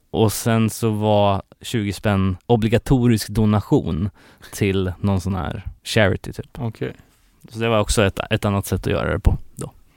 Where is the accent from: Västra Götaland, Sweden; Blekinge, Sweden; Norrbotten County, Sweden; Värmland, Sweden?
Västra Götaland, Sweden; Gothenburg; min hemort här, Göteborg